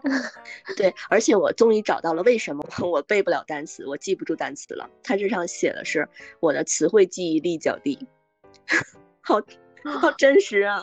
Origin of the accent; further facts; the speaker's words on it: Northeast China, China; 我也是东北人